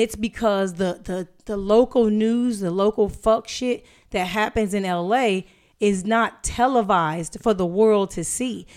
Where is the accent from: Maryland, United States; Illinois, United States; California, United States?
California, United States; Inglewood; growing up in Inglewood